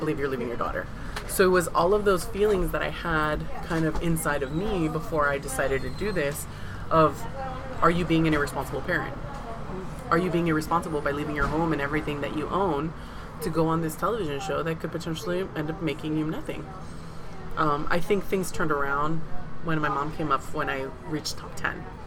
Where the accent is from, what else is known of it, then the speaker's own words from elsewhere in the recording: San Diego, California, United States; was I born and raised in San Diego? Absolutely. Is my family from Mazatlan, Sinaloa? Absolutely